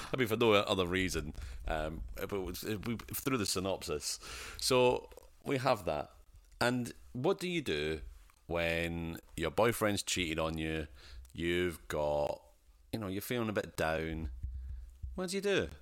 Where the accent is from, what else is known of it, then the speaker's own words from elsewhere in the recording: Scotland, United Kingdom; I'm Scottish and poor.